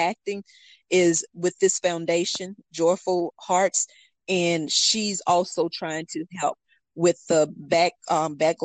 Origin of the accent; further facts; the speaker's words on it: North Carolina, United States; here in my home state